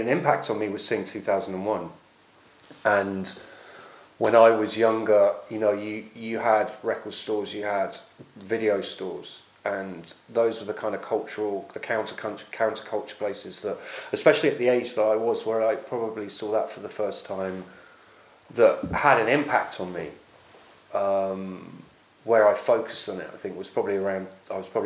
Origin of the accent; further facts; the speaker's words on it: Oxford, South East England, United Kingdom; where I grew up in Oxford